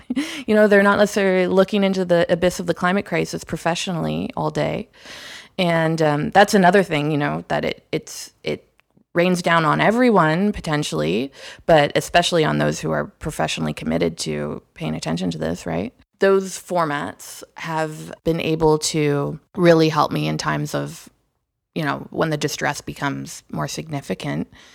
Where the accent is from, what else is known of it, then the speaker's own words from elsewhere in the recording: Toronto, Ontario, Canada; moved away; Toronto, my hometown